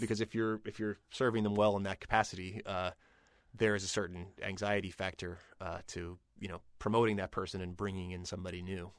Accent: Pittsburgh, Pennsylvania, United States; I'm from Pittsburgh

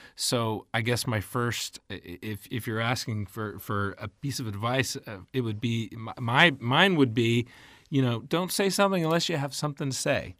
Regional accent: Texas, United States; moved away as an adult; also born or lived in Mississippi / Dallas / Tennessee; I grew up in Texas

